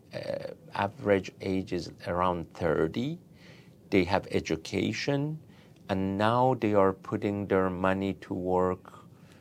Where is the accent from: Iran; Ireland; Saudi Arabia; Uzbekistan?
Iran; now in United States; in my home country.